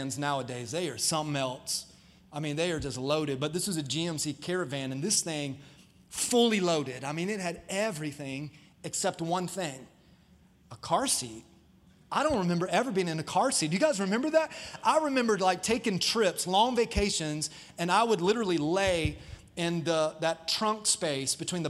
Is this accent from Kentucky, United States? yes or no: no; Dover, Florida, United States; I grew up in Dover, Florida